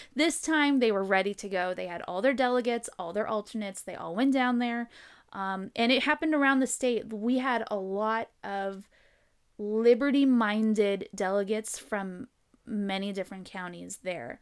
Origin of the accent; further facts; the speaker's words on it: San Diego, California, United States; moved away; I'm from San Diego originally